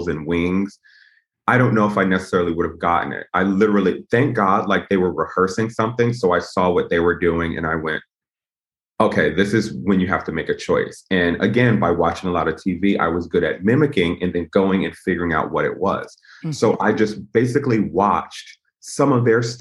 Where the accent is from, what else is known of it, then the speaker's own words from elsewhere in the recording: Connecticut, United States; I was from Connecticut